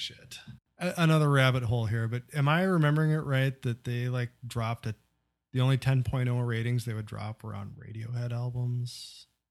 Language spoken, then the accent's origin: English; Midwest, United States; still live in a small town in the Midwest